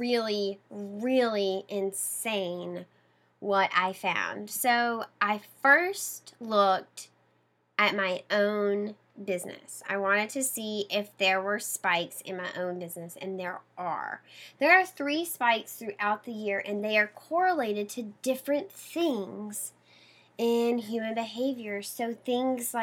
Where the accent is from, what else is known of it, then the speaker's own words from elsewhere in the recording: Mississippi, United States; now in Boston, United States; I grew up in Mississippi, very close to the coast, the shoreline of Mississippi, down in the bay